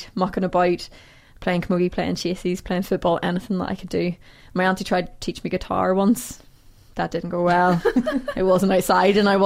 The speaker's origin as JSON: {"language": "English", "town": "Portaferry", "region": "Northern Ireland", "country": "United Kingdom", "tie": "born or raised there", "said": "I grew up in Portaferry, a small town in County Down"}